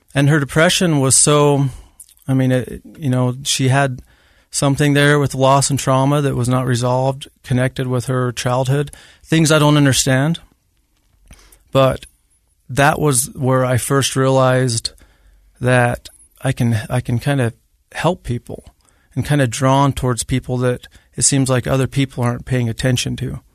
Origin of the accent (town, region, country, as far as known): Grantsville, Utah, United States; born or raised there